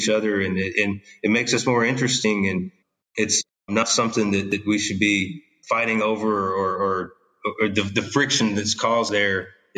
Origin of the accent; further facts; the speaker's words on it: Virginia, United States; moved away as an adult; also born or lived in Australia; I came from Virginia